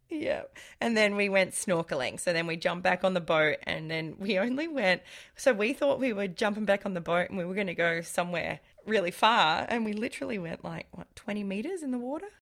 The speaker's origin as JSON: {"language": "English", "country": "Australia", "said": "I'm Australian"}